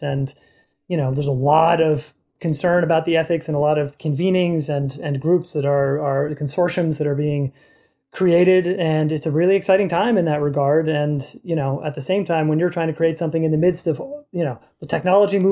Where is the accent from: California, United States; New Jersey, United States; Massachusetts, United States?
Massachusetts, United States; Boston; I'm from Boston